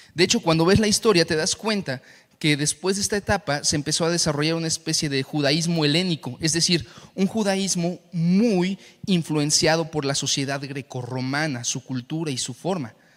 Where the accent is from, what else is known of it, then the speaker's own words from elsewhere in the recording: Saltillo, Coahuila, Mexico; now in Mexico City, Mexico; la ciudad donde yo nací, en Saltillo